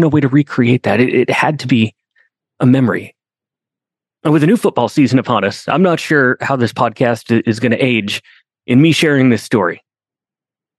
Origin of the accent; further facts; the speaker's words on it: Binghamton, New York, United States; I grew up in Binghamton, New York.